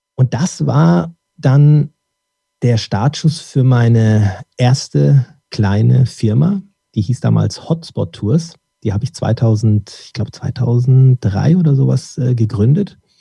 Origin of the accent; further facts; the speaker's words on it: Dortmund, North Rhine-Westphalia, Germany; ich wurde dann in Dortmund geboren